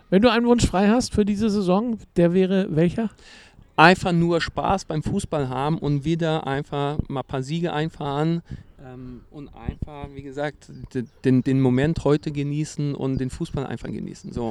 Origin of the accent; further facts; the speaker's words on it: Brazil; German is a second language; für mich gerade als Brasilianer Tiki-Taka